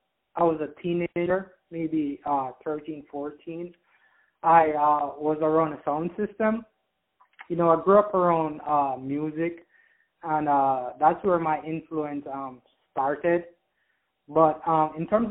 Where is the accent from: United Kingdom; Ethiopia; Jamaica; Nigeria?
Jamaica; moved away; I'm originally from Jamaica